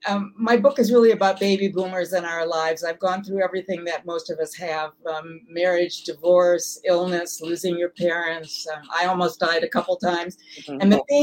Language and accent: English; Milwaukee, Wisconsin, United States; moved away; also born or lived in Whitefish Bay, Wisconsin / Los Angeles; I was born in Milwaukee, actually, on the west side. Then we moved to a suburb, Whitefish Bay, when I was 10 years old.